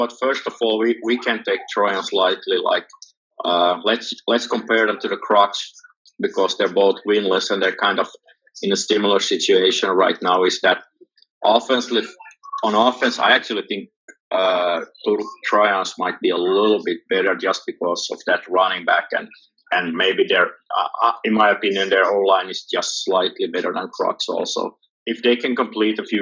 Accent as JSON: {"language": "English", "town": "Hanko", "region": "Uusimaa", "country": "Finland", "tie": "born or raised there", "said": "Hanko is my hometown, and I did soccer like most Finnish kids"}